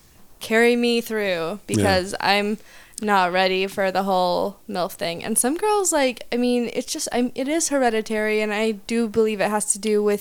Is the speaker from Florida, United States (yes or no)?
no; Oklahoma, United States; I'm from Oklahoma and we have $5 wine there.